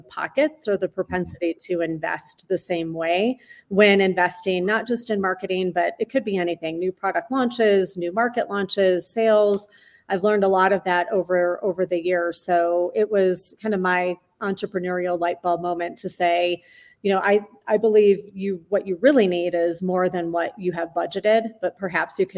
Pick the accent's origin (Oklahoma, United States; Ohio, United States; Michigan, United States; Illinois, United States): Michigan, United States; moved away; I grew up, as you know, in the Midwest. I grew up in Michigan